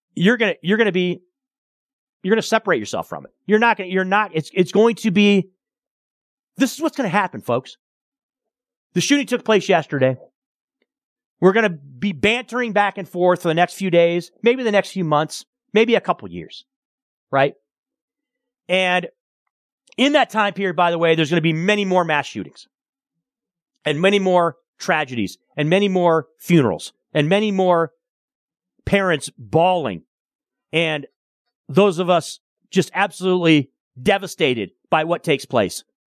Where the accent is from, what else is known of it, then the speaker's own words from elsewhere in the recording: Michigan, United States; Growing up in Michigan, obviously we do have tornadoes